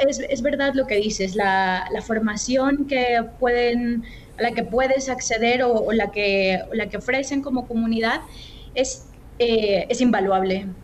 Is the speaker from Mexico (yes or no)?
yes; Guadalajara, Jalisco, Mexico; moved away as an adult; also born or lived in Mexico City / Spain / Germany; soy mexicana, eh, nací en la Ciudad de México en 1987, después me mudé con mi familia para vivir en Guadalajara y es la ciudad donde crecí.